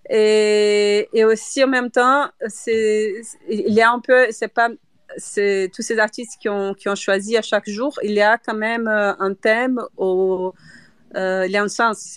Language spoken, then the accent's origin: French; Brazil; French is a second language; now in Brussels, Belgium; je suis brésilienne, donc, mais j'habite à Bruxelles, donc euh, quand même je peux parler français.